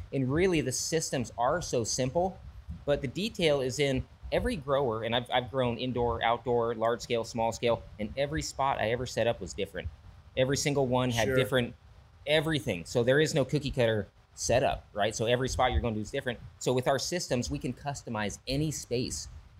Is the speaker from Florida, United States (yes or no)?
no; Hawaii, United States; born there; also born or lived in Europe / Valencia; I'm kind of army brat, you know, born in Hawaii, lived in Europe as a kid on base. You know, my parents settled down in Valencia in 85.